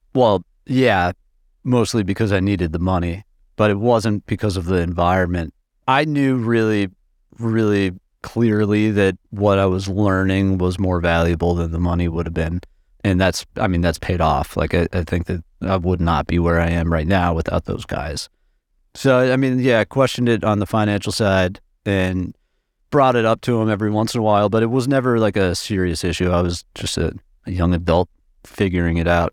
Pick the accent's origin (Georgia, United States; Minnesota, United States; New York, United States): Minnesota, United States; Minneapolis; also born or lived in Massachusetts; I was born in Massachusetts, but in the nineties, I moved to Minneapolis. So I've, I've spent, you know, most of my formidable years in, in Minneapolis, in the suburbs